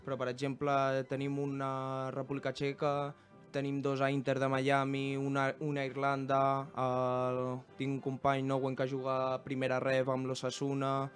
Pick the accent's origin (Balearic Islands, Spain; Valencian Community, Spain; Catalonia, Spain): Catalonia, Spain; Terrassa; vam néixer aquí a Terrassa